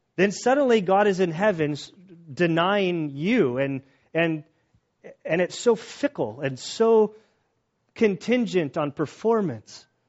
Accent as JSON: {"language": "English", "country": "United States", "said": "being an American"}